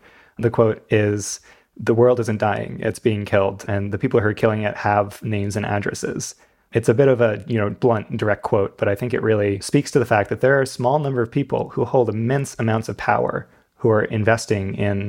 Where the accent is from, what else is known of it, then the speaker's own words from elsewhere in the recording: United States; Yeah, I'm from right near New York City